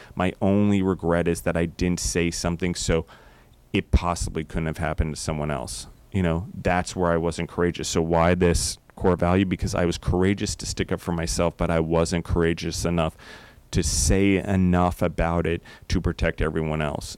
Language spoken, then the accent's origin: English; Colorado, United States; I am from Colorado